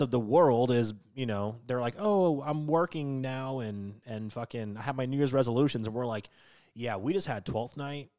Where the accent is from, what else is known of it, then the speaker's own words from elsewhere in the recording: West Coast, United States; growing up on the West Coast